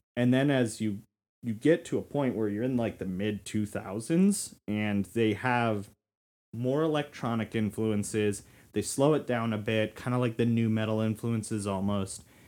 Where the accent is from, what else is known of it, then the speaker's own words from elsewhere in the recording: Florida, United States; moved away; I was from Florida.